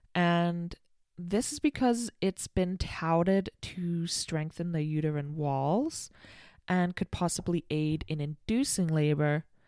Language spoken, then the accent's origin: English; United Kingdom; I'm British